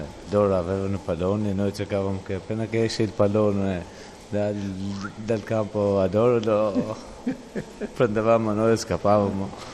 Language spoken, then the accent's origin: Italian; Albania; born or raised there; Italian is a second language; now in Italy